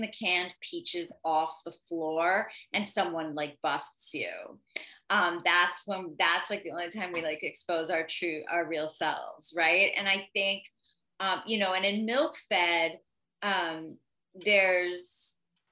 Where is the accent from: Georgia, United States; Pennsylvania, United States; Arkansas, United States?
Pennsylvania, United States; outside of Philadelphia; now in Los Angeles, United States; outside of Philly, where I'm from